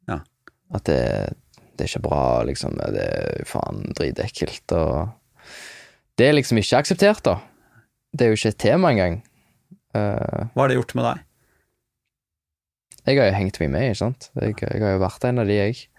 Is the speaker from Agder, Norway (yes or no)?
no; Hjelmeland, Rogaland, Norway; Der jeg er ifra, det er en veldig sånn, liten plass, Hjelmeland. Og da var jeg, da, da var jeg en, en, del av en guttegjeng som var litt sånn